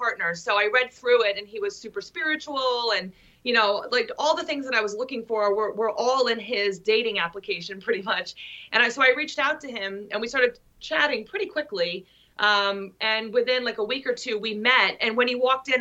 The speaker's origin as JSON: {"language": "English", "area": "Long Island", "region": "New York", "country": "United States", "said": "I'm from Long Island, New York, which is different from like every area in New York"}